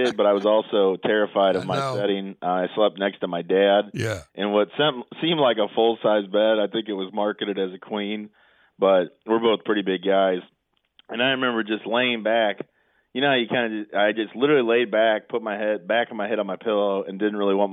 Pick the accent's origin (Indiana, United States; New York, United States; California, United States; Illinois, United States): Illinois, United States; Belleville; I grew up in Belleville